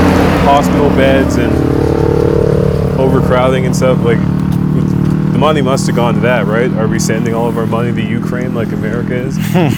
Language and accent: English; Canada; what I grew up in Canada